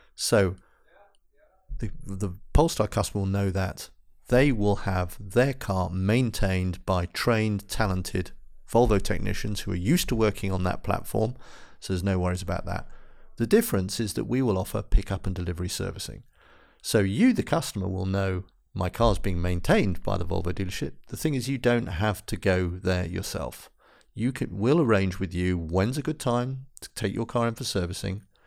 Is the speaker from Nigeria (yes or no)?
no; London, United Kingdom; moved away as an adult; now in Gothenburg, Sweden; I'm from England